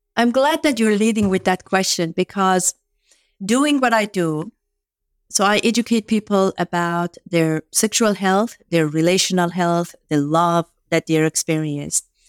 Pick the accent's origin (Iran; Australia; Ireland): Iran; first language Farsi; English is a second language; moved away as an adult; now in United States; I grew up in Iran